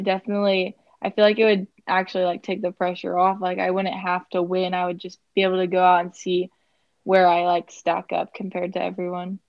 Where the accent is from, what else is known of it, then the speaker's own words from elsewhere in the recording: Kansas, United States; I'm from Kansas